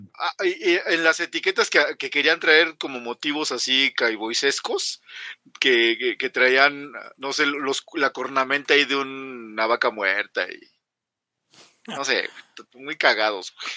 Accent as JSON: {"language": "Spanish", "country": "Mexico", "said": "somos mexicanos"}